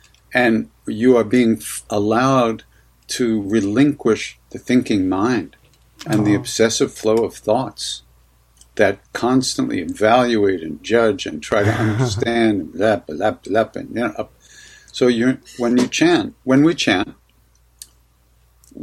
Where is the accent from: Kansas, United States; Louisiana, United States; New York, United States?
New York, United States; Long Island; I grew up on Long Island